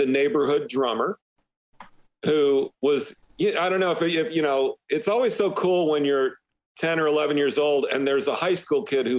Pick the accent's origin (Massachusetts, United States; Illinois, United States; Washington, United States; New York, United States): Illinois, United States; also born or lived in Michigan; when I was about 9 years old, we moved from Michigan to Illinois.